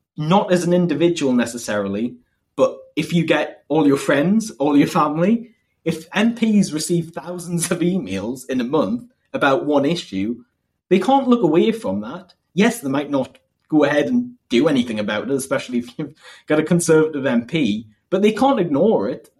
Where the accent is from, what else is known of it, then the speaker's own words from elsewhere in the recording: Northumberland, North East England, United Kingdom; also born or lived in Durham; I'm from Northumberland